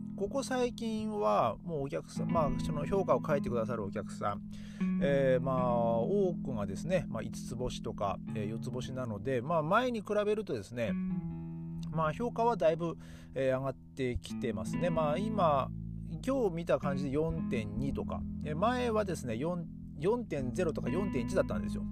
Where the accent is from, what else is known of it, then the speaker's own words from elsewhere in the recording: Japan; moved away as an adult; now in Berlin, Germany; いや日本人だよ